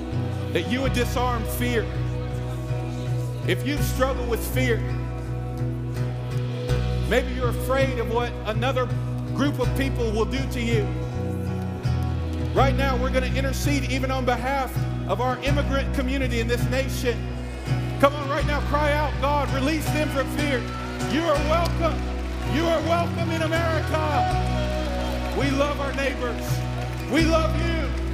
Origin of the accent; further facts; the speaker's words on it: East Coast, United States; You see, I grew up on the East Coast, and the only thing I thought of the first time I heard West Coast or West Side was the gangs of LA.